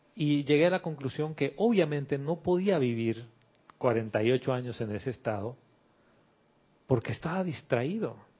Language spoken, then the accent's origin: Spanish; Bolivia; yo soy de Bolivia